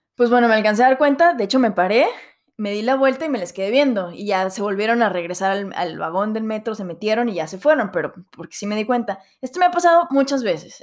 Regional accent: Mexico; moved away as an adult; now in Paris, France; extrañar México

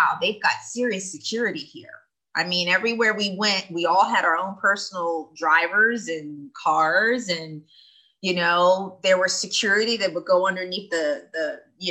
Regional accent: Philadelphia, Pennsylvania, United States; moved away as an adult; also born or lived in Indonesia; now in Taiwan; my hometown of Philadelphia

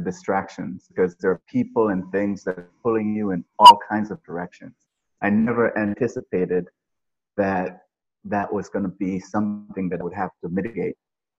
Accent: Jamaica; I grew up in the country. We had basically nothing. And where did you grow up? In the country of Jamaica. Okay. In the countryside of Jamaica. So no running water, no electricity, no TVs, nothing like that.

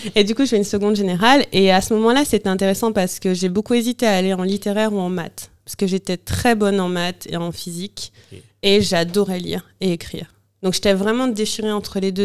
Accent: Bouillante, Guadeloupe; moved away; also born or lived in London / Paris; je suis née à Bouillante, en Guadeloupe

